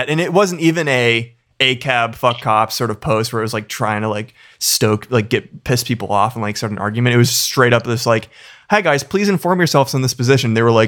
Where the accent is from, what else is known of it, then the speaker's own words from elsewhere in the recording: Massachusetts, United States; moved away; because I'm from Massachusetts.